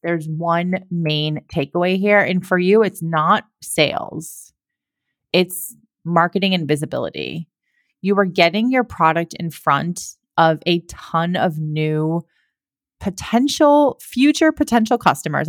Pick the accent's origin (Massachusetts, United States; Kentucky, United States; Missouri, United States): Massachusetts, United States; I'm from Massachusetts as well, so I love my Massachusetts people